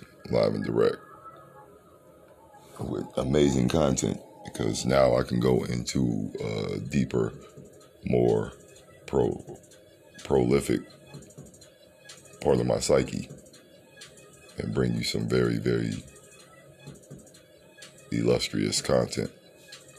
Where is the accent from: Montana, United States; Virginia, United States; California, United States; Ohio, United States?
Ohio, United States; Cleveland; I'm from Cleveland, Ohio